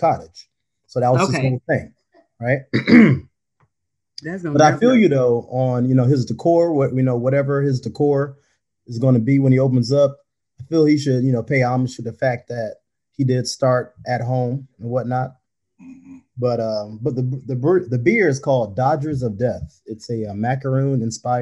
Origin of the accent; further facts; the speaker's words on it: Lithonia, Georgia, United States; I'm from Lithonia